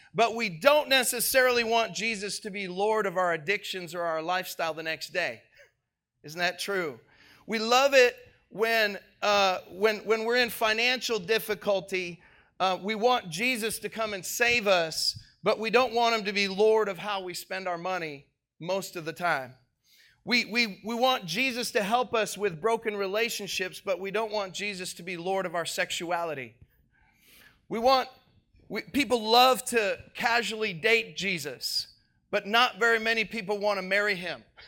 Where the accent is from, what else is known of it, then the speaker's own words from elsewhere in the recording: Minneapolis, Minnesota, United States; I'm from Minneapolis